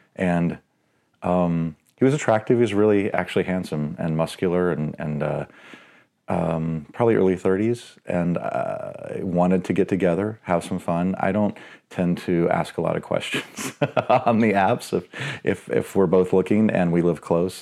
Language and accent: English; Dallas, Texas, United States; now in Seattle, United States; I grew up in White Rock Lake, which is, like, central Dallas